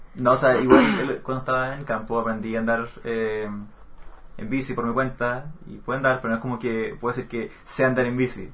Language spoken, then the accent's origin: Spanish; Chile; Las S, cosa que no hacemos en Chile